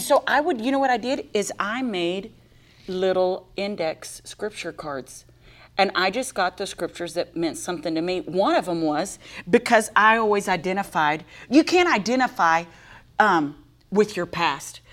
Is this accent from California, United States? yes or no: no; Texas, United States; I'm from Texas